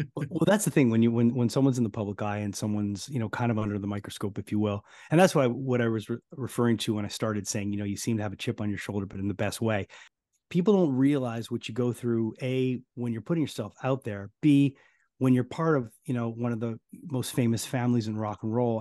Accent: Montreal, Quebec, Canada; we're from Montreal

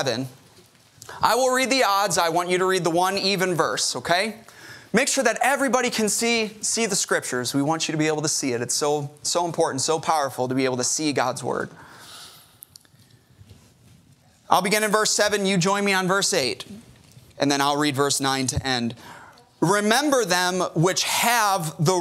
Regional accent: Chicago, Illinois, United States; now in Corpus Christi, United States; I'm from Chicago

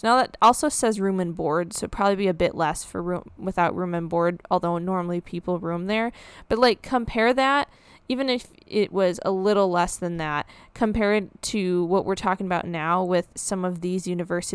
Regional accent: Midwest, United States; I'm from the Midwest

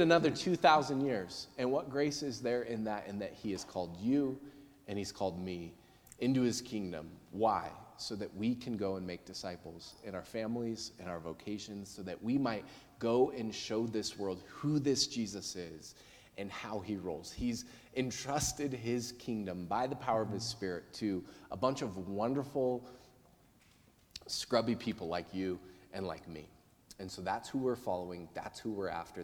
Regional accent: United States; I'm American

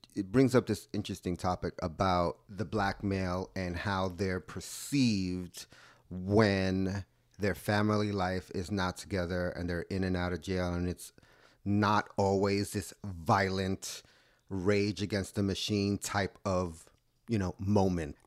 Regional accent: New York, United States; I grew up in New York, uh, on the Lower East Side with my mom and my dad and my sister

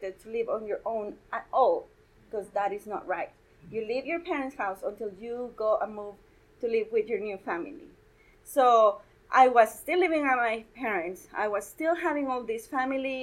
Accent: Guatemala; moved away as an adult; now in Colorado, United States; I was born and raised in Guatemala

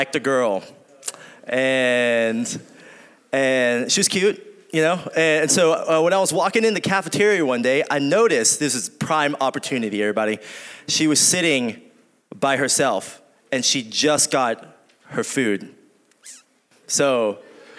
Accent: Arkansas, United States; I do say y'all. I'm from Arkansas

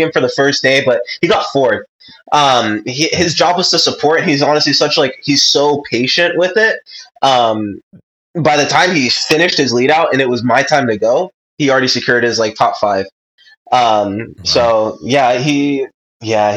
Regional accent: Ontario, California, United States; also born or lived in Johnson City, Tennessee; we grew up in Ontario

